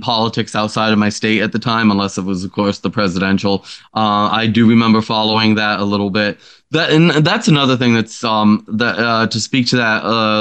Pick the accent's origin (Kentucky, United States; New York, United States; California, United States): New York, United States; upstate; upstate New York has a lot of beautiful area. And I just honestly, I don't want to leave it, you know, it's my home. It's where I grew up.